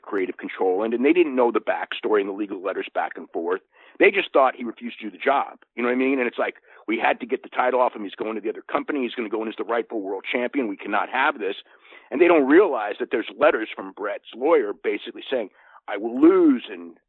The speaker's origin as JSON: {"language": "English", "town": "Santa Clara", "region": "California", "country": "United States", "tie": "born or raised there", "said": "Santa Clara, which is so funny because it's like my hometown"}